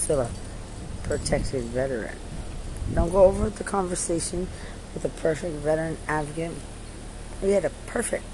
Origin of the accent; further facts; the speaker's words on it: Lubbock, Texas, United States; I'm from Lubbock